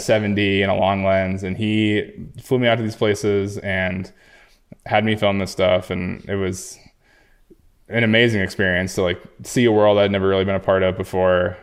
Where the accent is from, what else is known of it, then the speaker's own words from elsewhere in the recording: Jackson, Wyoming, United States; I grew up in Jackson, Wyoming